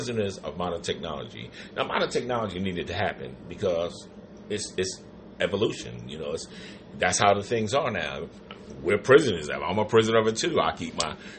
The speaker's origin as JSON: {"language": "English", "region": "New York", "country": "United States", "moved": "yes", "said": "I'm from New York"}